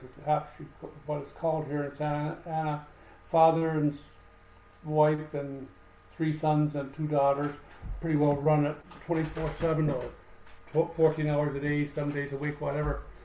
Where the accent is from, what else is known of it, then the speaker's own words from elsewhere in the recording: Canada; moved away; I'm a Canadian